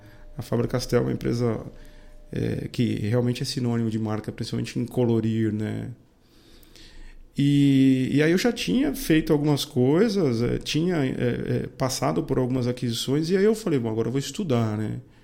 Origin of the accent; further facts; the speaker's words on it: Indaiatuba, São Paulo, Brazil; accent: caipira; eu sou indatubano, né? Portanto, eu costumo dizer que eu sou caipira, né? Eu nasci aqui, é, vivi até a minha adolescência aqui